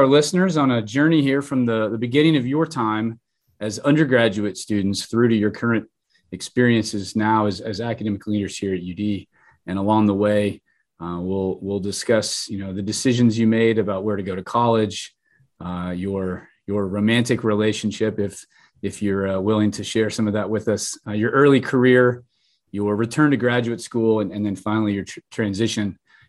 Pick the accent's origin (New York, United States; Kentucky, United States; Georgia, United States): Kentucky, United States; I'm from Kentucky.